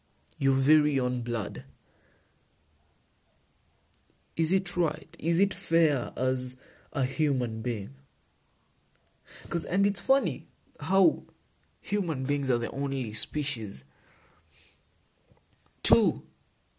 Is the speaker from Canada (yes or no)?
no; Kenya